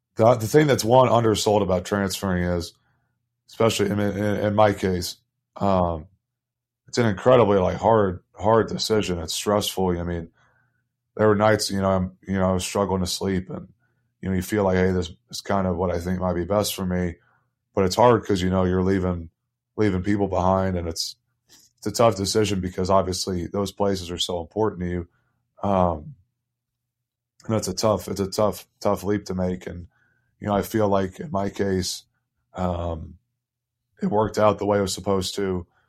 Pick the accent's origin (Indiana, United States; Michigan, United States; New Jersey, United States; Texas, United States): Indiana, United States; Indianapolis; moved away as an adult; now in Toruń, Poland; I'm from Indianapolis